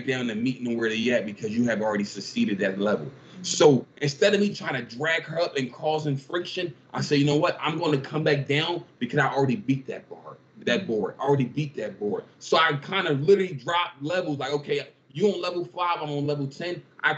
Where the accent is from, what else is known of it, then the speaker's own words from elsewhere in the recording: Philadelphia, Pennsylvania, United States; I grew up in North Philly, like the inner city